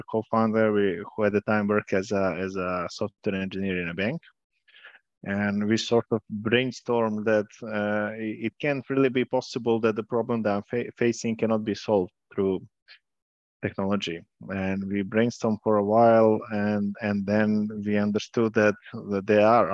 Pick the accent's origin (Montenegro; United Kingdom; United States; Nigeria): Montenegro; Podgorica; moved away as an adult; also born or lived in Trebinje, Bosnia and Herzegovina / Milan, Italy / Amsterdam, Netherlands; now in Serbia; I was born in Trebinje, Bosnia and Herzegovina. Then I lived in Podgorica, Montenegro, where I finished high school.